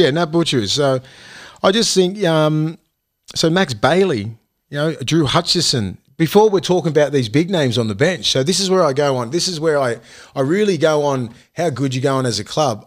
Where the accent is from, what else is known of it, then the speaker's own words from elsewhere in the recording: Australia; I'm from Toronto West. I'm your young kid from commission houses